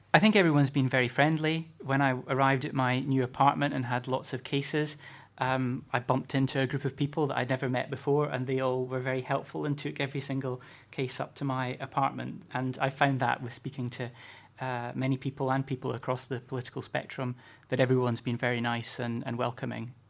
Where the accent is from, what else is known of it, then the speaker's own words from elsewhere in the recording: Scotland, United Kingdom; moved away; as a Scot and someone who doesn't live too far or didn't live too far from Kirkcaldy